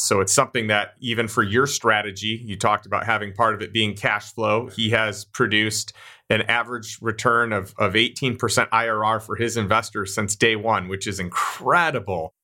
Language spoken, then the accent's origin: English; Chicago, Illinois, United States; I grew up in Chicago